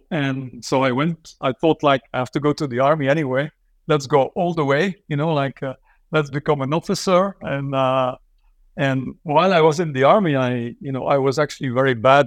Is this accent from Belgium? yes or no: yes; Flanders, Belgium; English is a second language; of language because I grew up in a country where the language is weaponized. You know